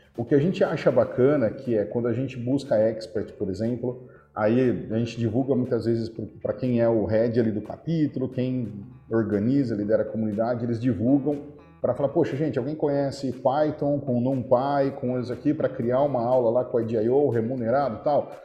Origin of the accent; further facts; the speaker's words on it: Araraquara, São Paulo, Brazil; eu nasci em Araraquara, apesar de ter tido muita dificuldade na infância, eu nasci em Araraquara. Eu ia para a escola, era 10 quarteirões assim de casa